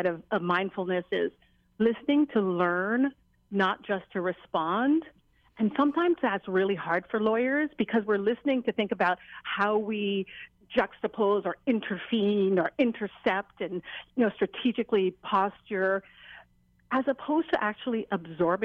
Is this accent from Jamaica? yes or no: yes; Jamaica; now in Hawaii, United States; as a Jamaican